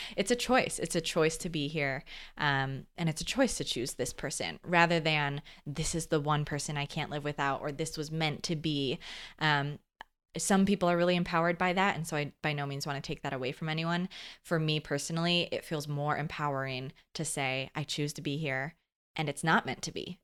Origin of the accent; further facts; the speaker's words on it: Midwest, United States; also born or lived in California; back home to the Midwest